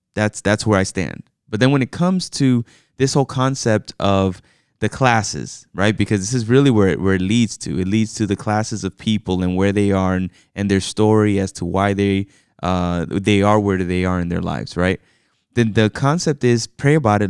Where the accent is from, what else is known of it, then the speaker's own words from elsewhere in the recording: New York, United States; I was born in New York. You know, I am an American citizen, but my parents are both from the Dominican Republic.